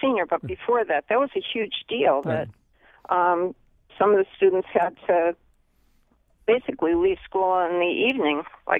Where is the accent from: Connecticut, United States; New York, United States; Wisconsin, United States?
Connecticut, United States; Bridgeport; now in Collinsville, United States; I grew up in Bridgeport.